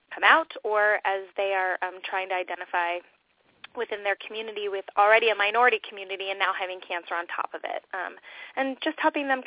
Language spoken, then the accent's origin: English; California, United States; I'll date myself by that, and also I came from Southern California, but I love that word rad.